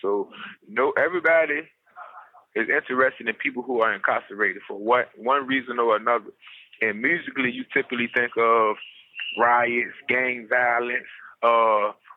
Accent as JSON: {"language": "English", "town": "Portsmouth", "region": "Virginia", "country": "United States", "tie": "born or raised there", "said": "I'm from the Tidewater area of Virginia, down there in Portsmouth. That's where I'm from, born and raised"}